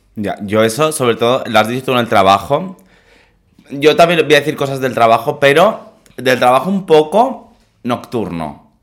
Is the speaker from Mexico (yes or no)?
no; Mallorca, Balearic Islands, Spain; Yo no decía que era de Mallorca